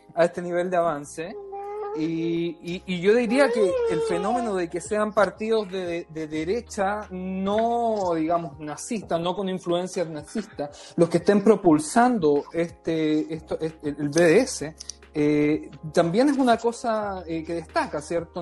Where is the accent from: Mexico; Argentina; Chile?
Chile; yo me crié en Chile